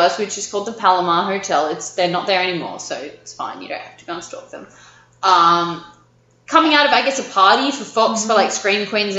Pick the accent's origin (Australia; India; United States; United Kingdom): Australia; I'm Australian